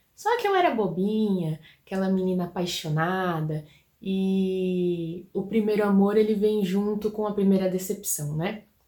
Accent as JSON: {"language": "Portuguese", "country": "Brazil", "said": "Eu sou brasileiro"}